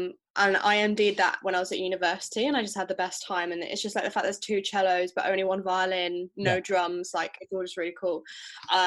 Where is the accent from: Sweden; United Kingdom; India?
United Kingdom; Stratford-upon-Avon, West Midlands; I also grew up in Stratford-upon-Avon